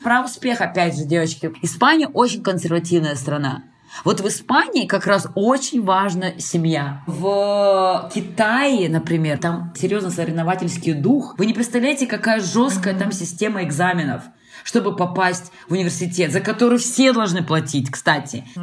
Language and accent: Russian; Transbaikal, Zabaykalsky Krai, Russia; moved away; also born or lived in China / Spain / Sweden / Brazil; я родилась в Забайкале, на границе на север Китая